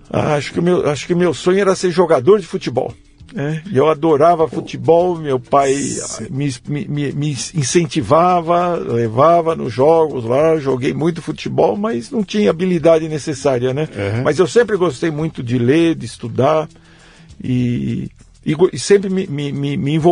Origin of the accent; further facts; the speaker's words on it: Várzea Paulista, São Paulo, Brazil; Eu nasci em São Paulo, hum. mas eu não morava em São Paulo. A gente morava num pequeno sítio que antes era, era Jundiaí, hoje é, hoje é Várzea Paulista.